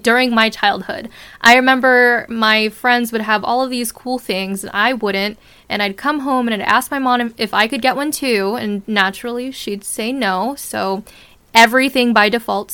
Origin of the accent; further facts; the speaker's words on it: Southern California, United States; also born or lived in Brooklyn, New York; I was born in Brooklyn, New York, and then raised in the suburbs of Southern California, about 80 miles east